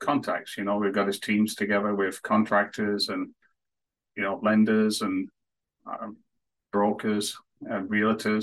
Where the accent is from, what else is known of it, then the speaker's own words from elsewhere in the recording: northwest of England near Manchester, North West England, United Kingdom; moved away as an adult; now in Canada; I was born and raised in England, the northwest of England near Manchester